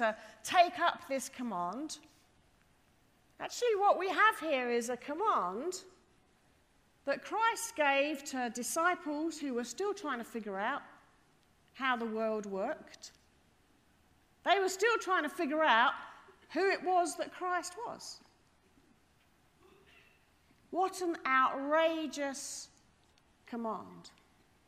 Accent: England, United Kingdom; I am from England

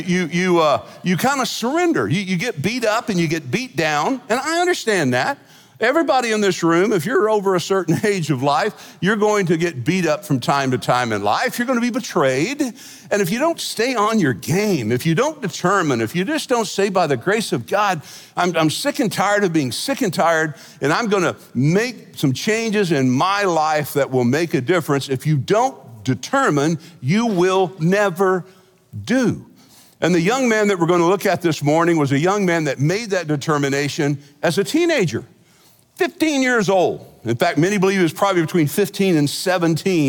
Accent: Fort Worth, Texas, United States; growing up in Fort Worth

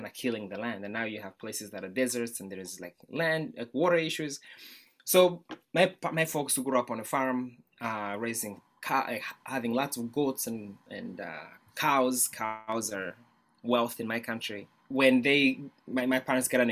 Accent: Kigali, Rwanda; now in United States; I was born in Rwanda, Central East Africa, Kigali, in the capital city

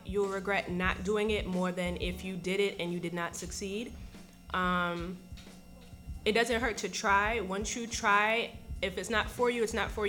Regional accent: Brooklyn, New York, United States; I'm from Canarsie, Brooklyn, and I'm the owner of Unapologetic Clothing.

